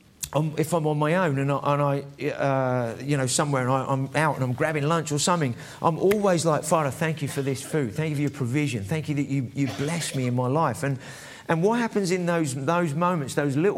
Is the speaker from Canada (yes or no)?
no; England, United Kingdom; I might have a Scottish surname, but I'm English, really